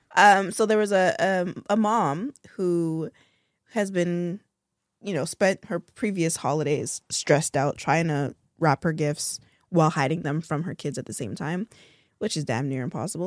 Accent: Toronto, Ontario, Canada; I'm from Toronto

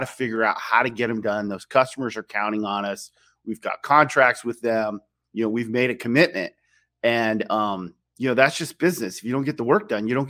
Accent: Silicon Valley, California, United States; I grew up in Silicon Valley

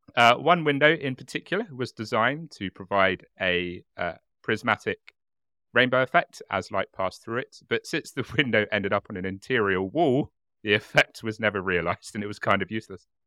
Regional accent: United Kingdom; as a British person

